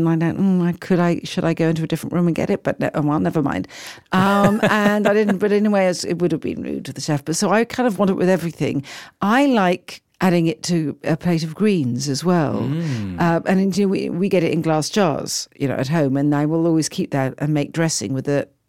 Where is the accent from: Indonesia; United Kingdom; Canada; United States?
United Kingdom; also born or lived in London; I feel very proud as a British person to hear this.